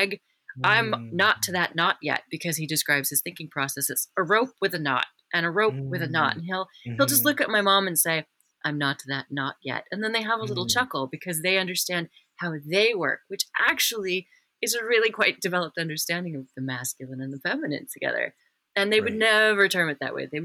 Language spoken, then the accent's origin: English; Wyoming, United States; I'm from Wyoming